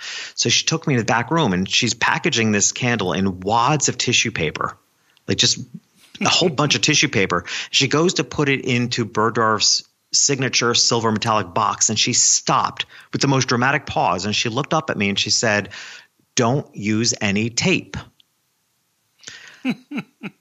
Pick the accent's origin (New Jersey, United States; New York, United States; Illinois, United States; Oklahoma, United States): New York, United States; my hometown, which was a small country town a couple hours north of New York City